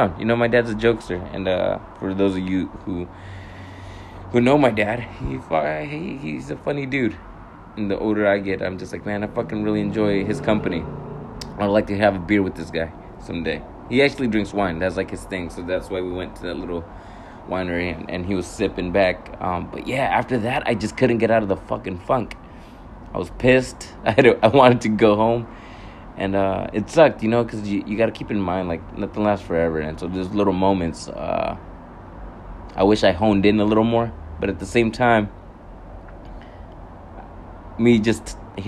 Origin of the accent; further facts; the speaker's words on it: California, United States; now in Hawaii, United States; my brothers in fucking California when we went back home to visit.